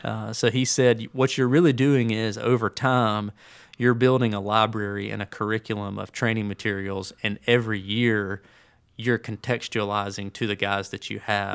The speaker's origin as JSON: {"language": "English", "town": "Birmingham", "region": "Alabama", "country": "United States", "tie": "born or raised there", "also_born_or_lived": "Tuscaloosa, Alabama", "moved": "yes", "said": "I grew up in Birmingham"}